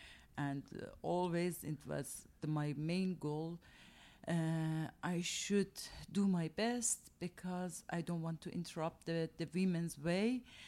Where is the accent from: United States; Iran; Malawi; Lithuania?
Iran; I'm from Iran